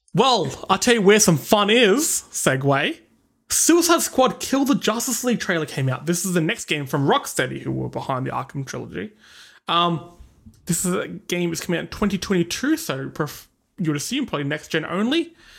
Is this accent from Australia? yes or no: yes; Australia; we are suppressing our accent so hard for you guys. 'Cause really, we speak like this, mate.